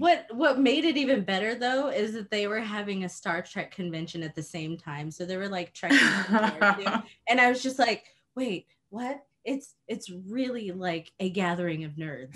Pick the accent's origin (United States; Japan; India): Japan; moved away; I grew up in Japan